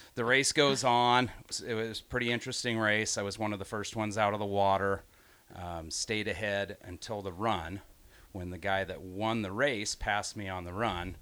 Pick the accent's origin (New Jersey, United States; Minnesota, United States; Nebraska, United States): Nebraska, United States; Grand Island; also born or lived in Hickman, Nebraska; I grew up in Grand Island